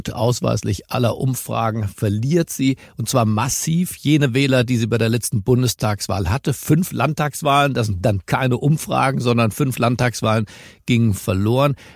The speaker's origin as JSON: {"language": "German", "region": "Berlin", "country": "Germany", "said": "Ich bin Berliner und zwar gebürtiger Berliner."}